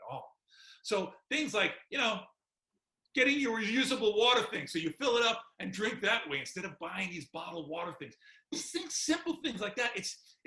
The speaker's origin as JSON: {"language": "English", "region": "New York", "country": "United States", "tie": "born or raised there", "said": "I was born and raised in New York"}